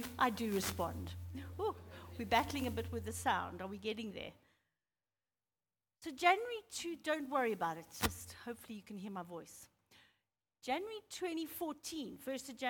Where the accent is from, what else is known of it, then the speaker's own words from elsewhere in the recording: Zimbabwe; moved away as an adult; also born or lived in Pietermaritzburg, South Africa; I was born and bred in Zimbabwe